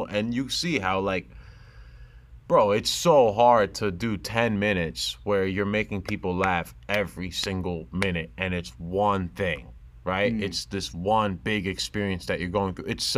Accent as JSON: {"language": "English", "region": "New Jersey", "country": "United States", "said": "I'm a kid from New Jersey who just happens to be Muslim and Pakistani"}